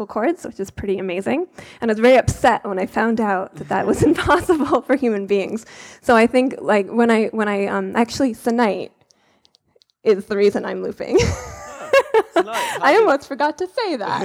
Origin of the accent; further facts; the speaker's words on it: Vermont, United States; I was born in Vermont